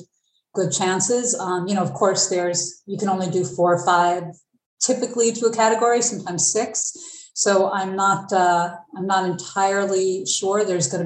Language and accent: English; Rockland County, New York, United States; I grew up in Rockland County.